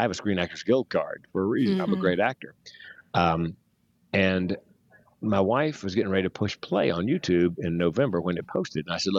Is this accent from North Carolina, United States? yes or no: yes; North Carolina, United States; North Carolina.